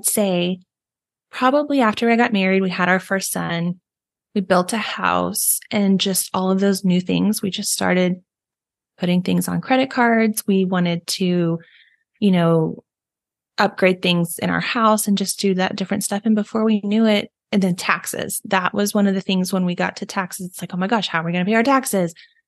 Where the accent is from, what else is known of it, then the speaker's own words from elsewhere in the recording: Texas, United States; I am also a Texan like Megan is.